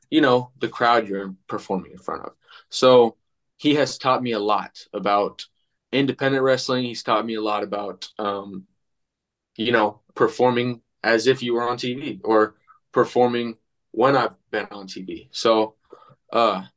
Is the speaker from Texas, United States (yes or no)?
yes; Texas, United States; moved away as an adult; now in Davenport, United States; I was actually born here. And I moved to Texas when I was 2, 3 with my mom and my sister. So I grew up in Texas